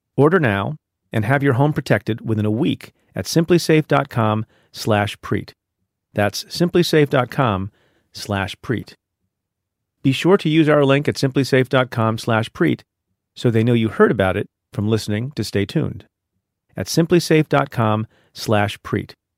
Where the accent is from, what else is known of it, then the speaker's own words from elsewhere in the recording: India; I am from India, was born in India